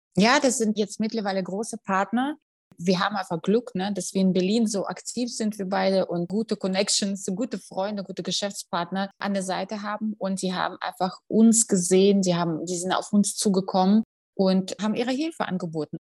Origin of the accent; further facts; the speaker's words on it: Russia; now in Germany; ich komme aus Russland